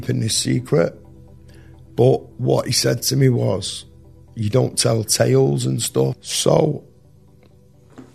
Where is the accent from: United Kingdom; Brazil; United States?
United Kingdom; Manchester, North West England; I grew up in Ancoats, which is right near the city centre